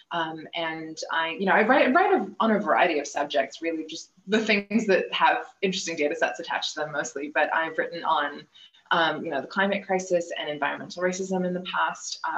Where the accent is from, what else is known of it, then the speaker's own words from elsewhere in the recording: India; also born or lived in Canada; But I am from India. I, uh, you know, sort of grew up between India and Canada